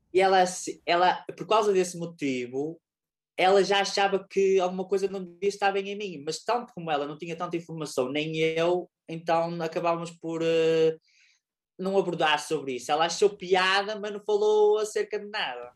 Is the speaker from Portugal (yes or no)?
yes; Lousada, Norte, Portugal; eu sou de Lousada